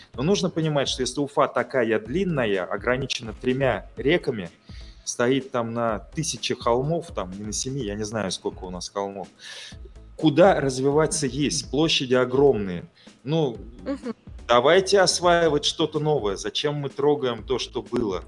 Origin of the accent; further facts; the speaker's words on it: Ufa, Bashkortostan, Russia; как уфимец с почти 50-летним стажем